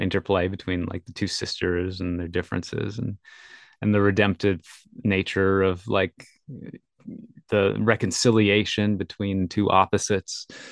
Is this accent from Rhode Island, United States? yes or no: no; Minnesota, United States; I grew up in Minnesota